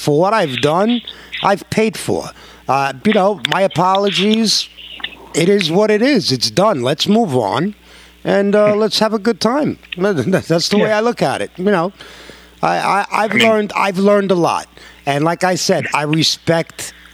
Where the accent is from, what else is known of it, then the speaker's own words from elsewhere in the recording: New York, United States; I'm a New Yorker